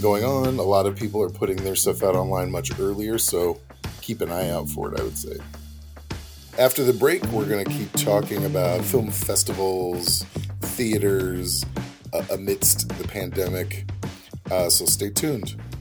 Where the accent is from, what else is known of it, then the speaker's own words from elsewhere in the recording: Missouri, United States; moved away; I'm from Missouri originally